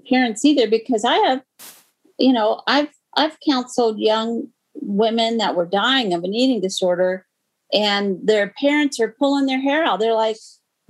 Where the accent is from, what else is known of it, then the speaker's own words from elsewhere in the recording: United States; I'm American